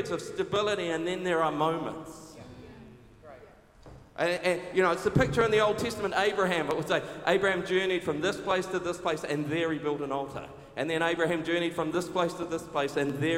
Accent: Taranaki, New Zealand; moved away as an adult; now in Auckland, New Zealand; growing up in Taranaki, came up to Auckland to study at university

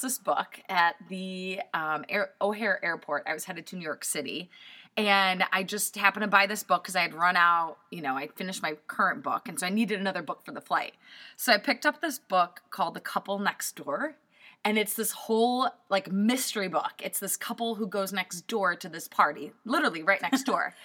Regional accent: Poland; moved away; I'm 100% Polish. I'm an immigrant from Poland

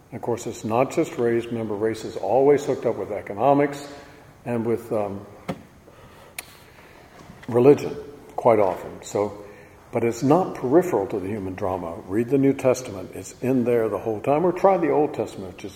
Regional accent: Virginia, United States; I was brought up in Virginia

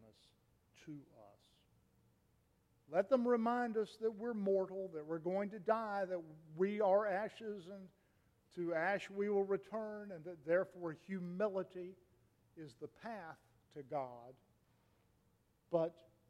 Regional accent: Raleigh, North Carolina, United States; my hometown, Raleigh

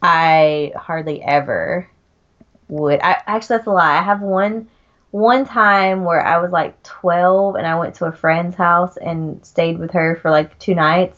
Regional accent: Georgia, United States; accent: Southern; moved away as an adult; also born or lived in Utah; now in Germany; I grew up in Georgia, so in like in the deep South

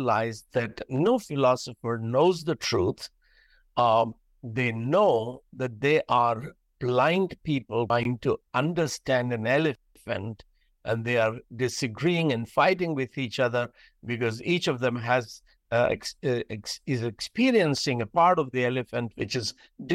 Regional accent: India; I'm from India

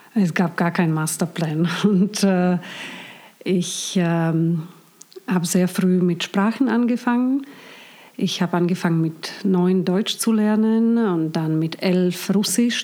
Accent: Bratislava, Bratislava Region, Slovakia; also born or lived in Hong Kong; now in Germany; ich bin in Bratislava aufgewachsen

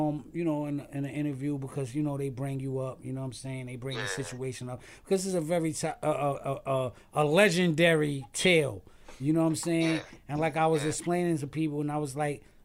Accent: New York City, New York, United States; I'm from Stapleton Projects

